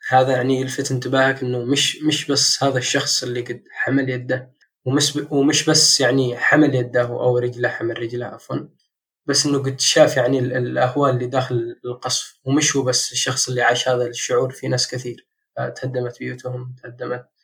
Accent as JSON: {"language": "Arabic", "country": "Yemen", "said": "هذه الناحية شيء يضايقني كمان صدق كيمني في الخارج"}